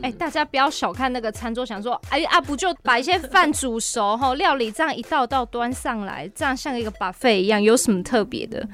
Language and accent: Chinese; Chiayi, Taiwan; 比很多像我土生土长的家人还更熟悉嘉义呢